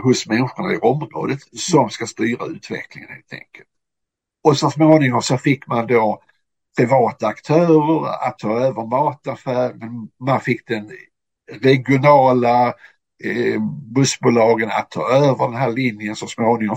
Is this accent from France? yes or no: no; Landskrona, Skåne, Sweden; also born or lived in Finland; jag är uppväxt i, i Landskrona